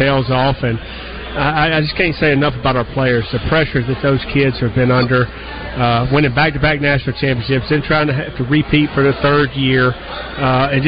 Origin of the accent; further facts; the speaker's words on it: the South, United States; I grew up in the South